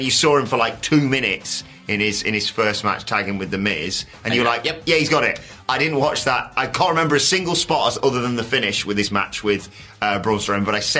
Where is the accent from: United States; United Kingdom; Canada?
United Kingdom; We're British